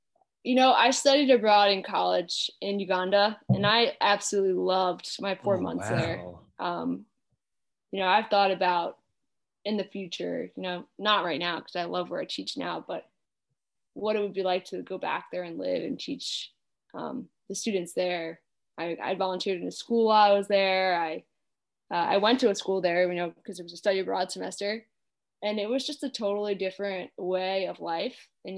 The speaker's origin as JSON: {"language": "English", "region": "New York", "country": "United States", "tie": "born or raised there", "said": "I grew up on Long Island and my family has 6 kids."}